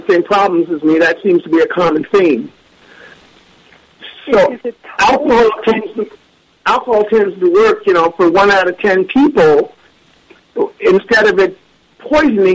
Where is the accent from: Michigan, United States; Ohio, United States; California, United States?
California, United States; Northern; I'm from Northern California